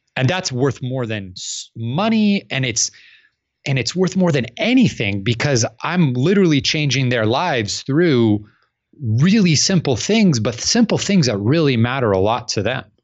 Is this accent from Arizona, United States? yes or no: yes; Phoenix, Arizona, United States; I'm from Phoenix, Arizona